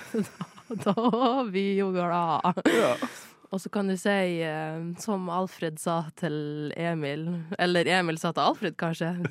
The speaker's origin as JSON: {"language": "Norwegian", "country": "Norway", "said": "Jeg er norsk."}